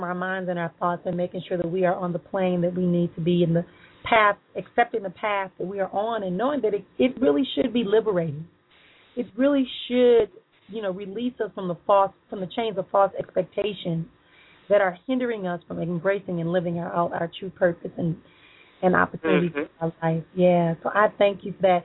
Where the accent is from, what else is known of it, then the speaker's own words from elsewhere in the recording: Milwaukee, Wisconsin, United States; I'm going to come back home to my hometown in Milwaukee